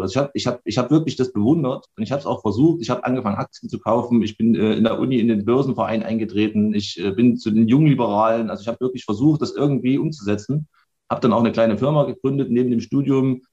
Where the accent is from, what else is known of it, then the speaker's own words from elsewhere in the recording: Chemnitz, Saxony, Germany; ich bin äh, Baujahr 1980, geboren in Karl-Marx-Stadt im tiefen Osten